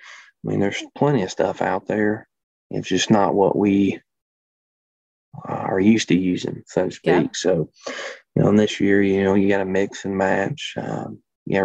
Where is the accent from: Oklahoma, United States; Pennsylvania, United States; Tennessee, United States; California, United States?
Tennessee, United States; Memphis; moved away as an adult; now in Good Hope, Illinois, United States; Everybody can kind of tell I'm not from Illinois or anywhere from the north, I guess. Was born in Memphis